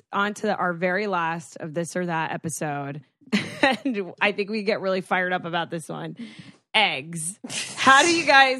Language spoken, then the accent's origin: English; Florida, United States; I grew up in Florida, so it's like, I'd rather be hot than cold.